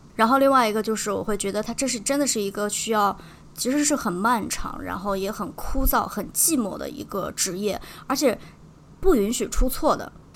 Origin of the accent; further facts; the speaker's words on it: northern China, China; 作为北方人，其实咱们的方言更多的还是跟普通话比较相近的